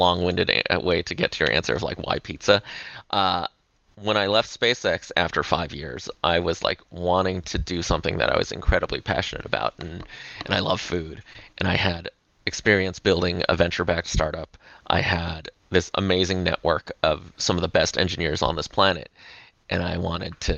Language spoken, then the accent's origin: English; Los Angeles, California, United States; moved away as an adult; also born or lived in Silicon Valley; moving back to my hometown of Los Angeles in 2014